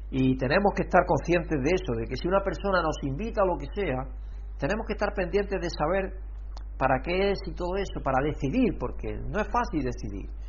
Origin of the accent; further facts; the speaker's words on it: Alcalá la Real, Andalusia, Spain; donde nosotros somos, de Alcalá Real